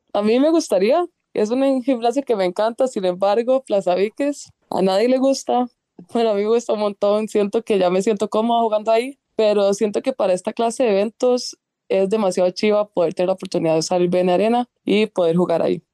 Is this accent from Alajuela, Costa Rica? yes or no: yes; Grecia, Alajuela, Costa Rica; yo soy de Grecia